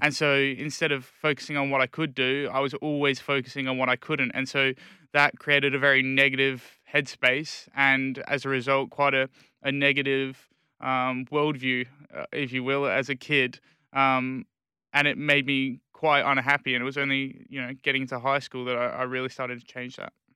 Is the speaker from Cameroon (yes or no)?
no; Perth, Western Australia, Australia; born or raised there; also born or lived in England